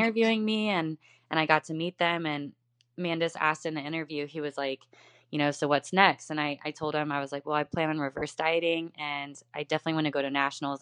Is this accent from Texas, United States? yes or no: yes; Houston, Texas, United States; now in Tampa, United States; I am originally from Houston, Texas. Uh, right now I'm in Tampa